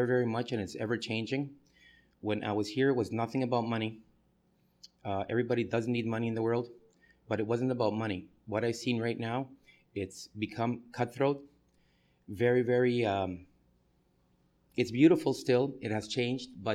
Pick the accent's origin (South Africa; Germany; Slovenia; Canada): Canada; moved away as an adult; now in New York, United States; I'm a Canadian. I moved to America in 1990